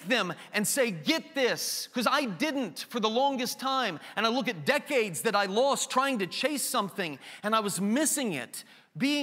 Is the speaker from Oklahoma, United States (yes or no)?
yes; Enid, Oklahoma, United States; also born or lived in Greentown; I'm from Greentown. I was born in Enid, Oklahoma